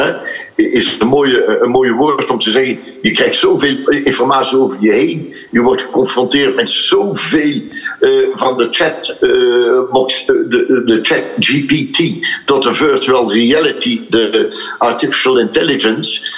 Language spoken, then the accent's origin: Dutch; Ghent, Flanders, Belgium; ik ben van Gent